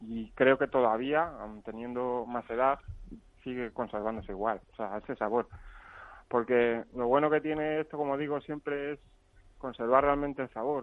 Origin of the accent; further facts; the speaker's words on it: Aranjuez, Community of Madrid, Spain; también soy de Aranjuez